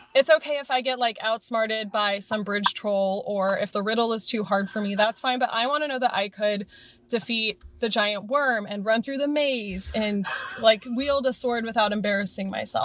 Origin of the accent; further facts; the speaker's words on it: Morgan Hill, California, United States; now in Oakland, United States; I grew up in Morgan Hill